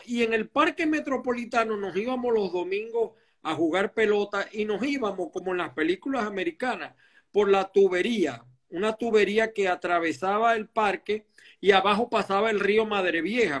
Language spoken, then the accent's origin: Spanish; Zulia, Venezuela; moved away as an adult; also born or lived in Maracay, Aragua, Venezuela; now in Miami, United States; no tengo el acento porque yo me he criado más que todo en el Zulia